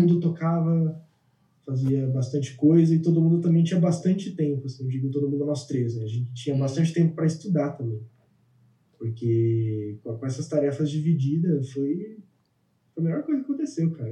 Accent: São Paulo, Brazil; moved away as an adult; now in Germany; eu nasci em São Paulo e passei a vida inteira em São Paulo

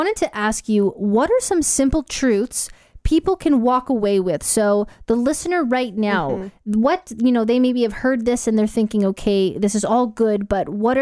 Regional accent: Canada; now in Gold Coast, Australia; I have a Canadian passport, so I am a Canadian citizen living in Australia

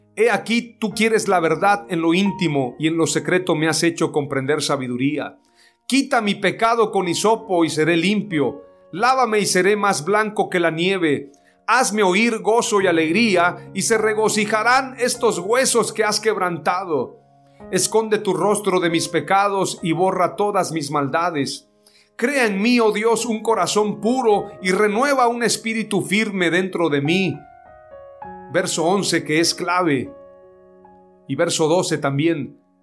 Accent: Mexico; nuestro país, nuestro presidente Andrés Manuel López Obrador

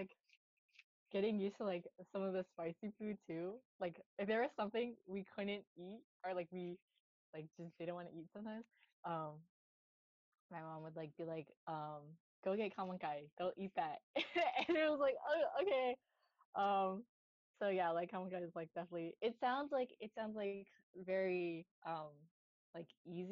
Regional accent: Northern Virginia, United States; moved away; So I grew up in like the DMV, which is like Northern Virginia. Very close to DC

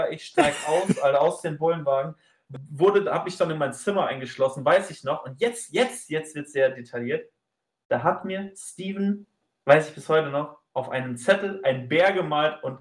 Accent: Basel, Basel-Stadt, Switzerland; weil ich habe es überhaupt nicht, weil ich bin ja aus Basel, da war ja genug Läden.

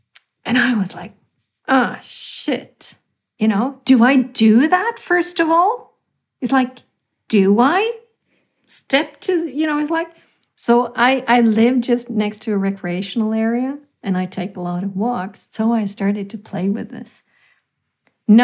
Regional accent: India; I'm very Indian in my way when I bike, because I, you know, kind of apply the Indian fuzzy logic.

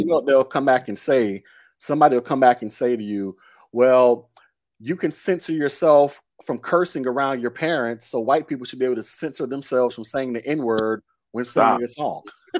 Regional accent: Chicago, Illinois, United States; I'm from Chicago. I'm from the South Side.

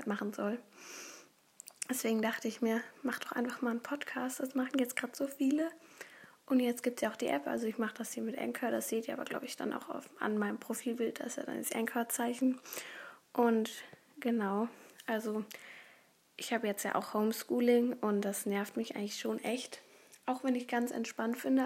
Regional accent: Berlin, Germany; Ich komme aus Berlin

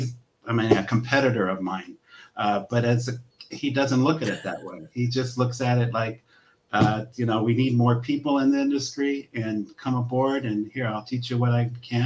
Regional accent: Los Angeles, California, United States; Born and raised in Southern California. Grew up in San Pedro.

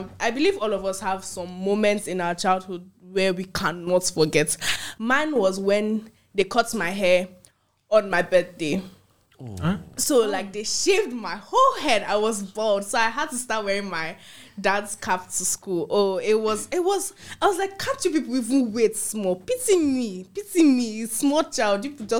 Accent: Ghana; I'm from Ghana.

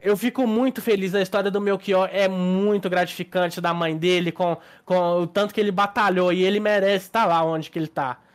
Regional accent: Minas Gerais, Brazil; A gente é de Minas

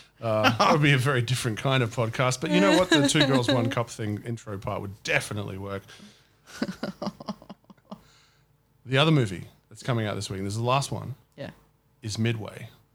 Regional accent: Australia; As an Australian.

